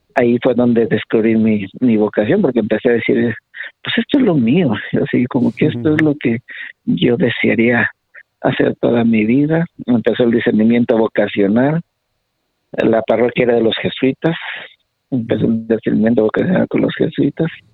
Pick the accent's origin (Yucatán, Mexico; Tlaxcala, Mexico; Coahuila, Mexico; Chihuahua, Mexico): Coahuila, Mexico; Torreón; moved away as an adult; now in Denver, United States; yo soy originario de Torreón, Coahuila